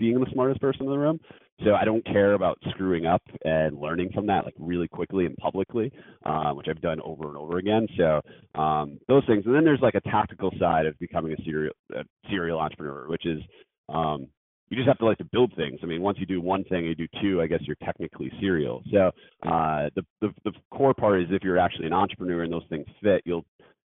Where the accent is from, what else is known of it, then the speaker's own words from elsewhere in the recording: Scranton, Pennsylvania, United States; moved away; also born or lived in Philadelphia / New York; growing up in Scranton, Pennsylvania